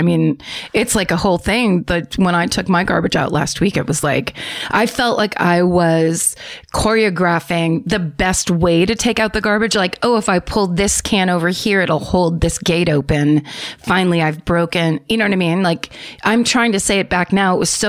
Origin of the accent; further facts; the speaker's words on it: Philadelphia, Pennsylvania, United States; Like I said home, like I'm from Philadelphia. Am I in Philadelphia? No.